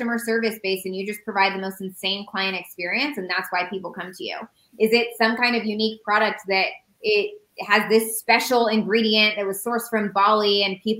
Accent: Indiana, United States; moved away as an adult; also born or lived in Phoenix, Arizona; We used to live in Phoenix. We're from Indiana. We moved to Phoenix 2 years ago

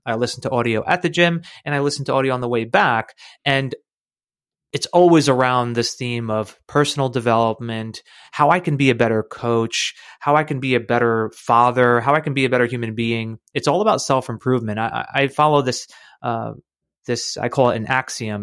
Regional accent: United States; I grew up right in the United States

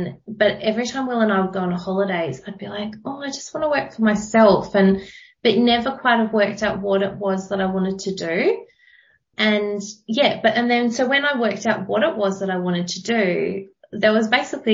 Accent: Wollongong, New South Wales, Australia; also born or lived in Dapto; now in Canberra, Australia; I grew up outside of Wollongong.

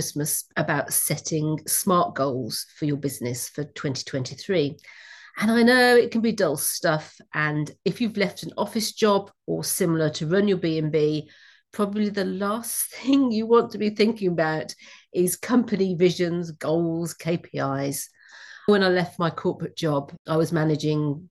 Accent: Wordsley, West Midlands, United Kingdom; moved away; I come from Wordsley. We had glass factories. So if you ever heard of Royal Briley Crystal or Stuart Crystal, that comes from Wordsley originally, where I grew up

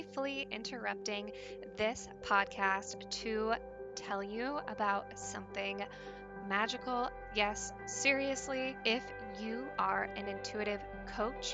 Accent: Pacific Northwest, United States; when I decided to move back to the Pacific Northwest, back to even my hometown, the place where I grew up

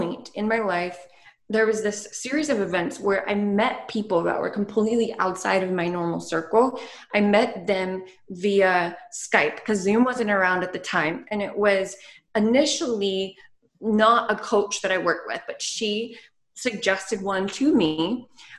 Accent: the Bible Belt, United States; I was from the Bible Belt

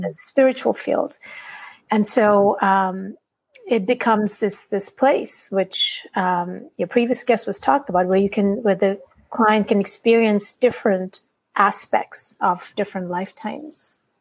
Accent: India; I'm from India

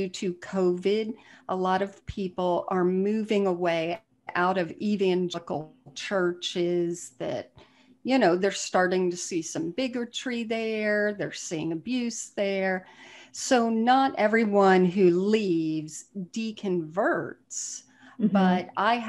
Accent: South Florida, United States; moved away; I'm from South Florida originally

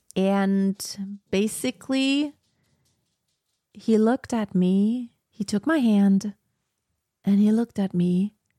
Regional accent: Germany; I was born in Germany, I speak German and English

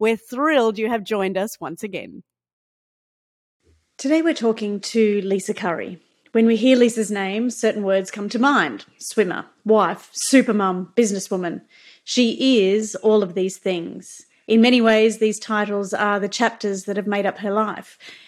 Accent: Queensland, Australia; And being a Queenslander, you certainly have played a huge part in my life from the very beginning.

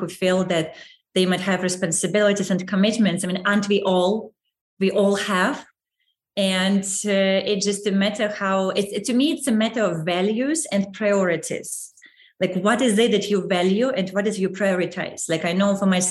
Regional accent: Saint Petersburg, Russia; moved away as an adult; I was born in St. Petersburg

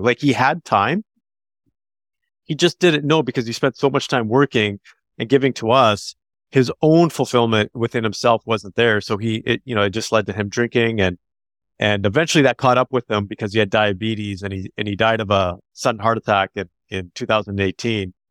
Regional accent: Canada; they're Canadian, so I'm a Canadian

